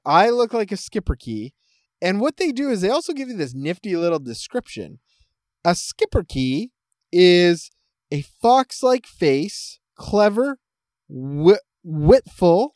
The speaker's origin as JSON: {"language": "English", "country": "Canada", "said": "I am Canadian"}